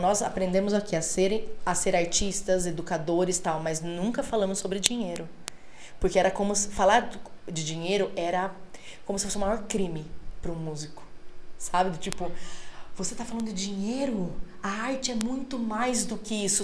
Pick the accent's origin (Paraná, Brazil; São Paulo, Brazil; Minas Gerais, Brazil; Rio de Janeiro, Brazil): São Paulo, Brazil; Laranjal Paulista; Eu venho de uma cidade bem pequenininha, Laranjal Paulista